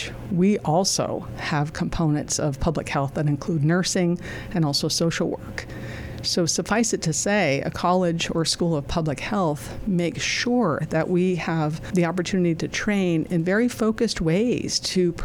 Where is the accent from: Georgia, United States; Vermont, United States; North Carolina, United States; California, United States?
Vermont, United States; Highgate; moved away; growing up in Vermont